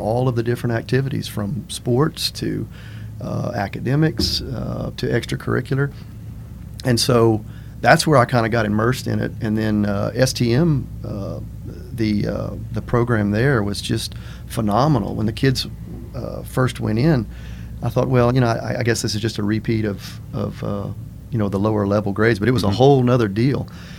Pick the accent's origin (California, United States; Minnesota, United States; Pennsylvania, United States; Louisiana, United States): Louisiana, United States; Welsh; also born or lived in Lafayette, Louisiana; born and raised in Welsh, Louisiana on a rice farm. Welsh high school graduate. Went off to LSU.